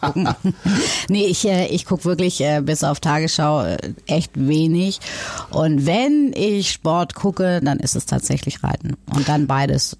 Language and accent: German; North Rhine-Westphalia, Germany; now in Hamburg, Germany; ich in Nordrhein-Westfalen groß geworden bin